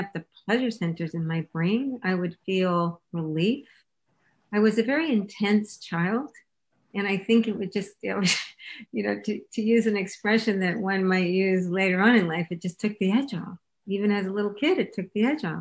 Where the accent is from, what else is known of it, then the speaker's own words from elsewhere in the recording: Canada; I was born and raised in Canada